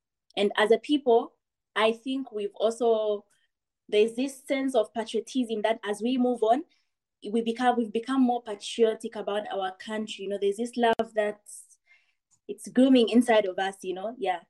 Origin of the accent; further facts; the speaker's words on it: Zambia; now in China; I'm from Zambia, and I'm currently a student in China.